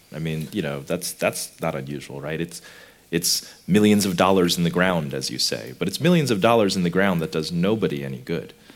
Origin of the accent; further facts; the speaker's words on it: United States; I come from America